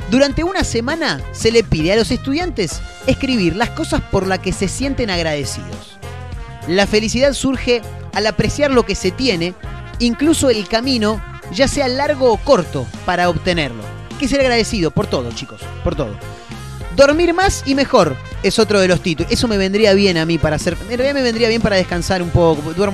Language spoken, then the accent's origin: Spanish; Argentina; vivimos en Estados Unidos, somos de, Argentina.